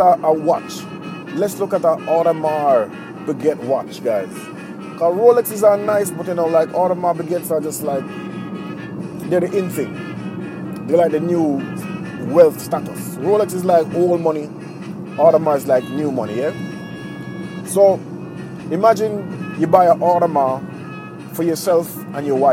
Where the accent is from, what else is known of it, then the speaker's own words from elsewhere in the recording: Jamaica; now in Japan; I'm from Jamaica